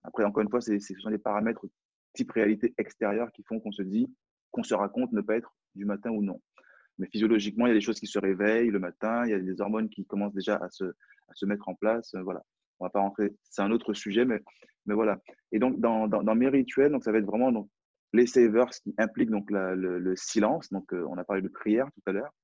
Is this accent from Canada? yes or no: no; France; accent: French accent; J'ai un, French accent, donc j'ai un accent français